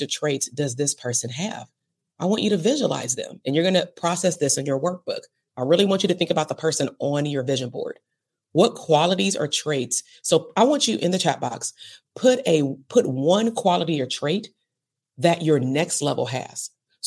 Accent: Compton, California, United States; I'm from Compton. I lived in Compton all the way to 39

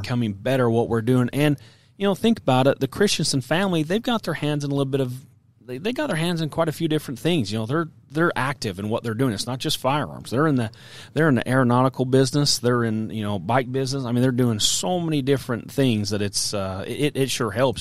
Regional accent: Utah, United States; I'm from Utah. A lot of elk hunting in Utah

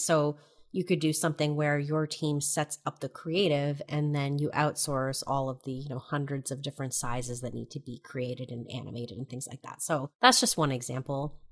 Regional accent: New Hampshire, United States; moved away as an adult; also born or lived in New York City; I'm from New Hampshire.

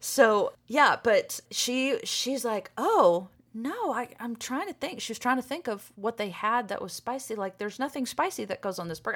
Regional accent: Arkansas, United States; moved away; I'm from Arkansas

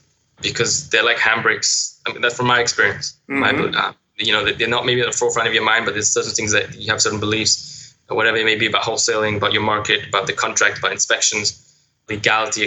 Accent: London, United Kingdom; moved away as an adult; now in Los Angeles, United States; I'm originally from London

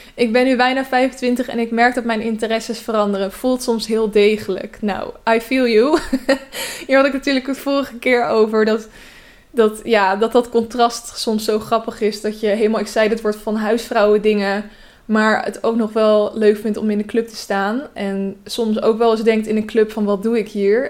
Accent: Westland, South Holland, Netherlands; moved away; ik kom dus uit het Westland

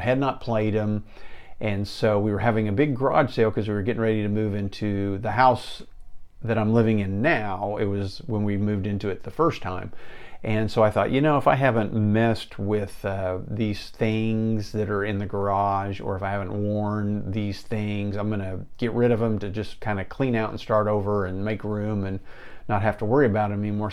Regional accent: Enid, Oklahoma, United States; Living here in the plains of Oklahoma in Enid

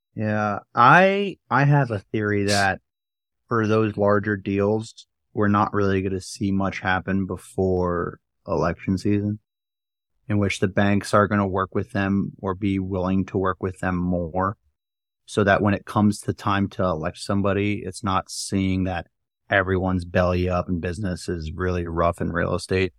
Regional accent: New Jersey, United States; moved away; I am back in my hometown. I'm in my childhood room

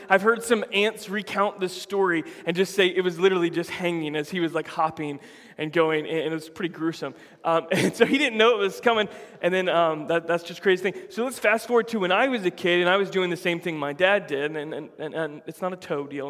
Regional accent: Florida, United States; I grew up in Florida my whole life.

